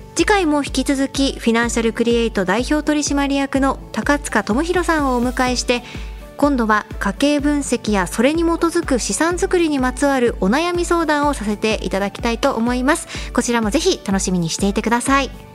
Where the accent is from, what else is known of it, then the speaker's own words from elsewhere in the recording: Sendai, Miyagi, Japan; moved away; 私は実家は仙台なんですが